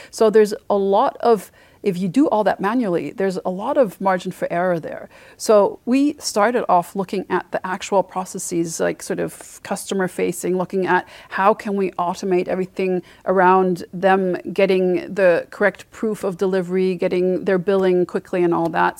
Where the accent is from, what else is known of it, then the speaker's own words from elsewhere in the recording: Germany; moved away as an adult; also born or lived in Mainz, Germany / Freiburg, Germany / Sweden / Paris, France; I'm from Batomburg originally. That's, uh, close to Frankfurt. That's where I grew up and went to school.